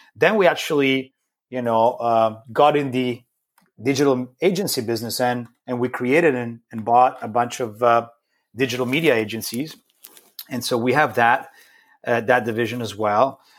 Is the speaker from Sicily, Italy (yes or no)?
no; Rome, Lazio, Italy; moved away; I grew up in Rome, in Italy